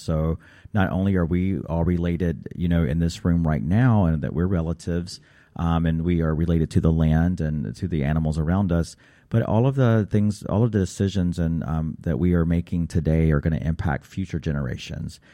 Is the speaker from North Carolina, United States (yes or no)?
yes; Raleigh, North Carolina, United States; my home in Raleigh, North Carolina